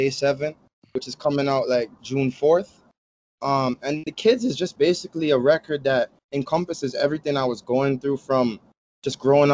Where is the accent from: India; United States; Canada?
Canada; Toronto, Ontario; I grew up in, like, the east end of Toronto at first